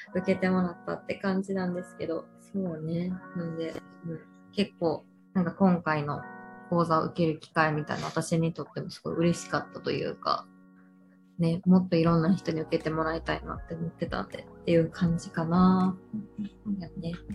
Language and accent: Japanese; Kansai, Japan; accent: Kansai dialect; 私がすごく関西弁